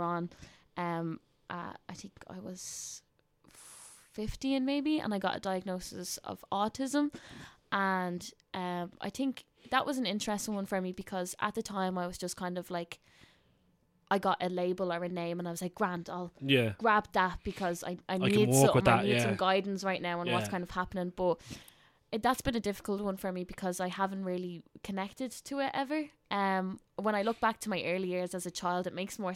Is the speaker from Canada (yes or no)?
no; Tallaght, Leinster, Ireland; I'm from Talla, so working class community. And I loved growing up there.